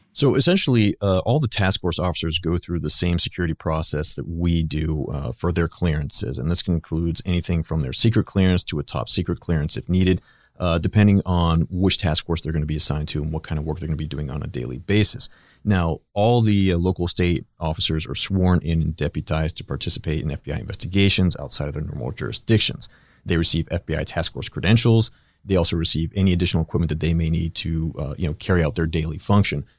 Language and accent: English; Pittsburgh, Pennsylvania, United States; moved away as an adult; also born or lived in Ohio / Washington, D.C.; I grew up in Pittsburgh, Pennsylvania